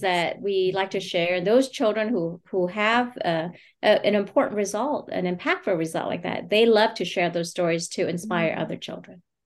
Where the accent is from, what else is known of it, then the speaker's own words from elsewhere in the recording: United States; my journey as a refugee and my family's experience growing up in America